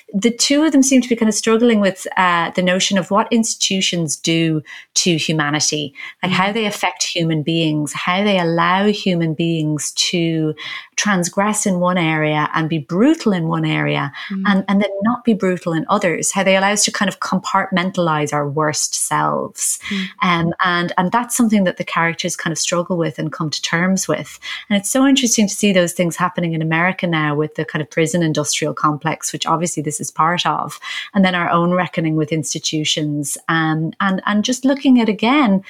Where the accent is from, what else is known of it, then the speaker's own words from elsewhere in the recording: Ireland; as an Irish person